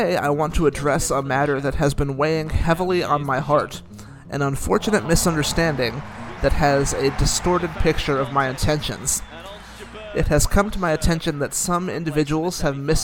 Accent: Greece; as a white Caucasian kid growing up in Greece

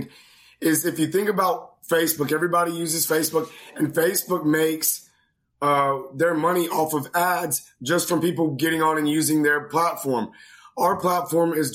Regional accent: Greenville, North Carolina, United States; I grew up in North Carolina, Greenville, North Carolina, and I've had a great childhood.

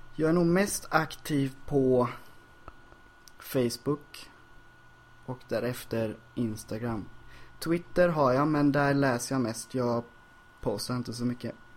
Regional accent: Ljungskile, Västra Götaland, Sweden; now in Stockholm, Sweden; Ljungskile där jag växte upp

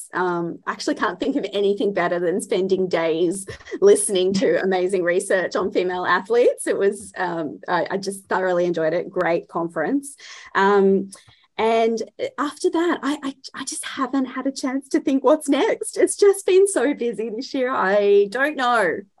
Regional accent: Australia; being Australian and so far away from everybody

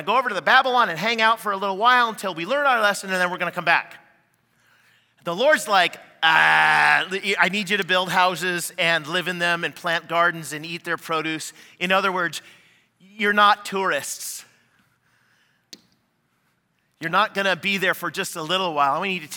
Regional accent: Canada; now in United States; I'm Canadian

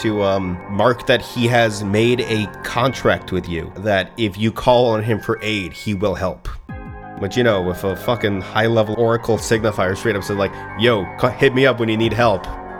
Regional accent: Florida, United States; now in Texas, United States; I'm from Florida. I moved to Texas.

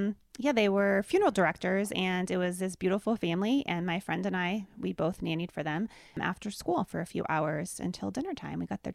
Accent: Pennsylvania, United States; I grew up in Pennsylvania, Dave grew up in Nebraska.

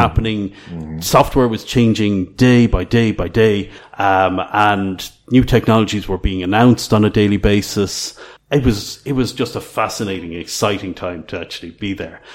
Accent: Ireland; moved away as an adult; now in Croatia; I grew up in Ireland in the late 80s

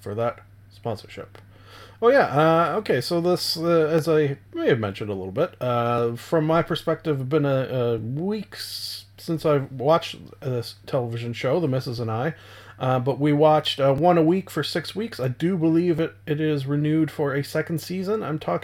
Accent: Canada; Being a Canadian

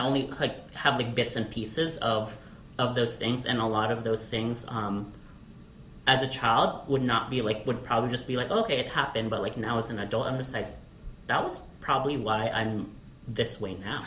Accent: Alaska, United States; also born or lived in Philippines; now in Las Vegas, United States; I'm a 1.5 generation Filipino mm. uh, via Alaska.

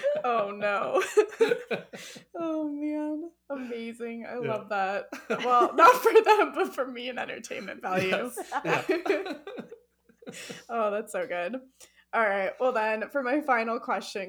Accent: Arizona, United States; I'm from Arizona

